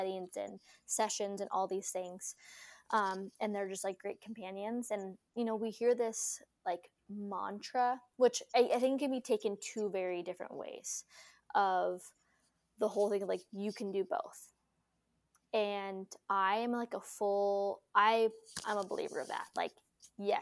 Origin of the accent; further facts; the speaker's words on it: North Dakota, United States; also born or lived in Idaho; we were born and raised in North Dakota